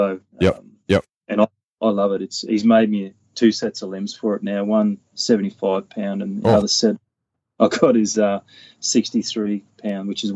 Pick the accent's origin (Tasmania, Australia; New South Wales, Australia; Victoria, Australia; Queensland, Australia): Queensland, Australia; North; I grew up in North Queensland.